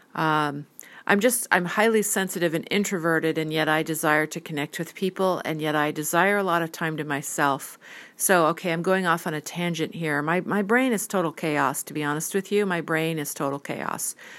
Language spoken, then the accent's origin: English; United States; I'm an American